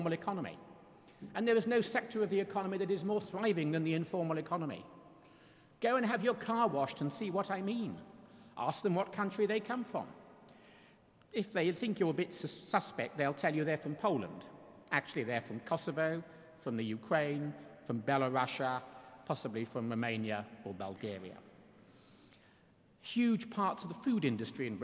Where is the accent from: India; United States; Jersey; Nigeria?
Jersey; I'm from Jersey